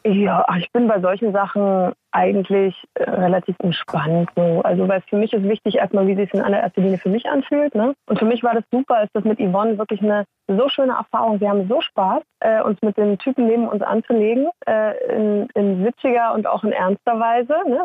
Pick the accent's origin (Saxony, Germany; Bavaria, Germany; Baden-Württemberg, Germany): Saxony, Germany; accent: Saxon